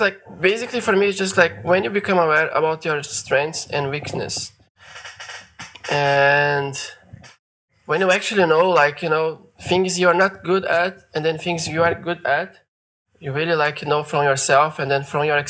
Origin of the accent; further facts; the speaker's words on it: Brazil; moved away as an adult; now in Australia; I'm from Brazil.